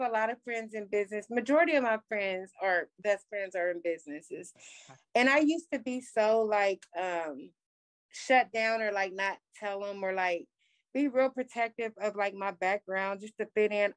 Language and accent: English; Columbus, Ohio, United States; my hometown